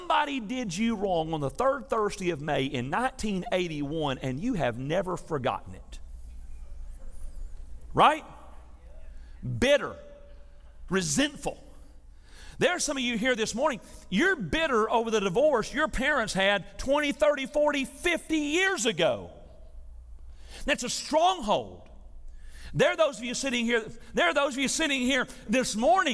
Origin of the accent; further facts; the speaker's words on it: Tennessee, United States; I'm from Tennessee